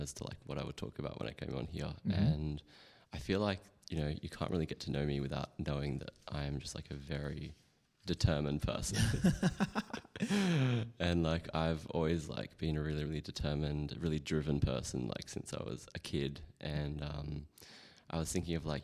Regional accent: Perth, Western Australia, Australia; moved away as an adult; now in Sydney, Australia; I was really little when we moved to Perth

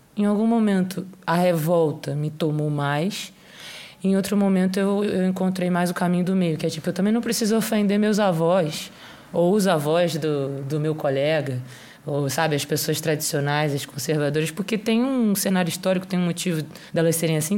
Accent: Rio de Janeiro, Brazil; eu sou do Rio de Janeiro

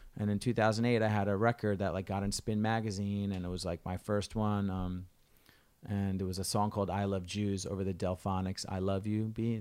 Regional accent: New Jersey, United States; I'm from Jersey, so we were, like, twenty minutes, thirty minutes away from Staten Island.

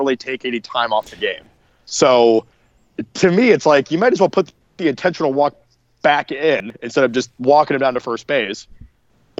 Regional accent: Ohio, United States; we're vacationing from Ohio

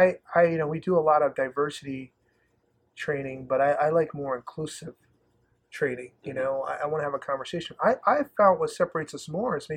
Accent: the South, United States; I'm originally from the South, so I always call myself, I kind of see myself as, you know, I just kind of see myself as just Southern hospitality.

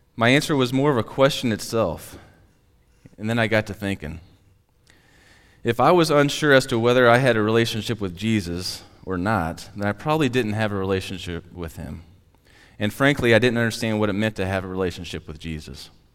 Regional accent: Platte City, Missouri, United States; also born or lived in Tracy; I loved growing up in Platte City.

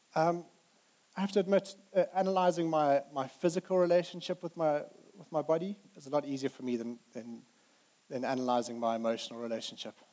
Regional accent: Zimbabwe; moved away as an adult; now in United Kingdom; we grew up in Zimbabwe

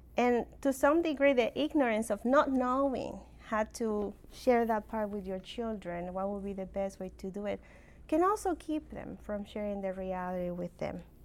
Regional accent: Mexico; accent: funky accent; moved away; I'm originally from Mexico

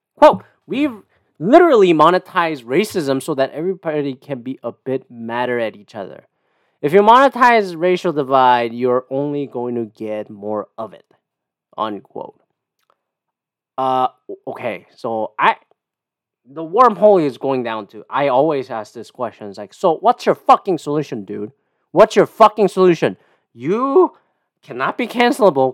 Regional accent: Canada; I'm Canadian

